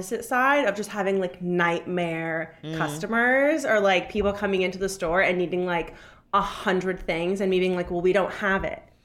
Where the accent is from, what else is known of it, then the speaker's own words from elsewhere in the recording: Los Angeles, California, United States; I'm from Los Angeles.